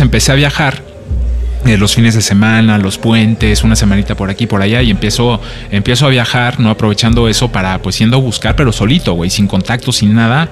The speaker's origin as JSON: {"language": "Spanish", "country": "Mexico", "also_born_or_lived": "France / Barcelona, Spain", "moved": "as an adult", "said": "soy mexicano, pero vengo de Francia"}